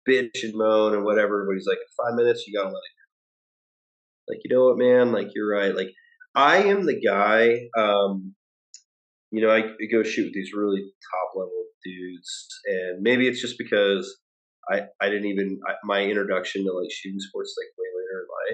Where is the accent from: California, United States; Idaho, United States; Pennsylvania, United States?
Idaho, United States; now in North Carolina, United States; I grew up in Idaho